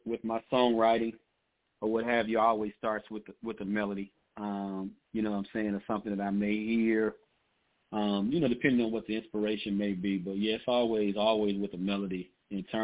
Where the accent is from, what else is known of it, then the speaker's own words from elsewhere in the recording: Tishomingo, Mississippi, United States; A little place called Tishomingo, Mississippi. It's near Tupelo, right in the northeastern corner of Mississippi